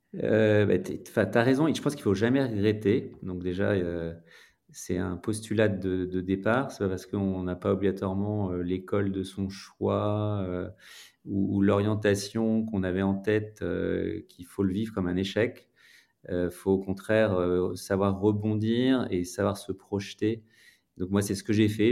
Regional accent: Grenoble, Auvergne-Rhône-Alpes, France; moved away as an adult; also born or lived in Lyon; je suis originaire de Grenoble, donc une ville

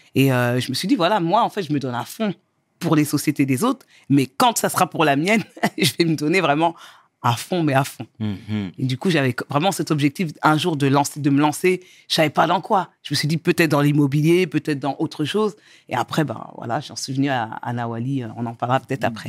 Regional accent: Angerville, Île-de-France, France; also born or lived in Mauritania (origin); now in Cergy, France; je suis née en France, euh, j'ai grandi dans le 91.

